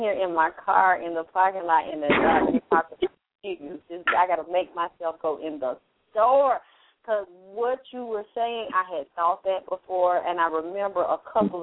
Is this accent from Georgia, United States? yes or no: yes; Atlanta, Georgia, United States; I'm from Atlanta